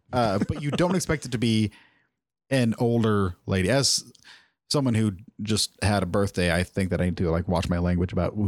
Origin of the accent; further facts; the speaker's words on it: Midwest, United States; I'm from the Midwest. That's what we do. We don't have oceans to go to like fancy folk.